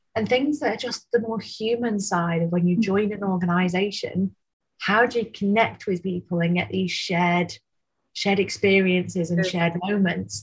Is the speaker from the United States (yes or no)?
no; Manchester, North West England, United Kingdom; Manchester born and bred